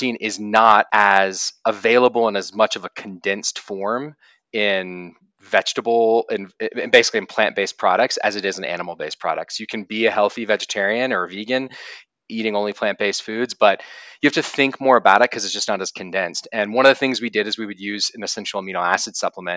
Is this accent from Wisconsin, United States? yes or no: no; Austin, Texas, United States; now in Boulder, United States; I'm originally from Austin, Texas, but I live in Boulder, Colorado now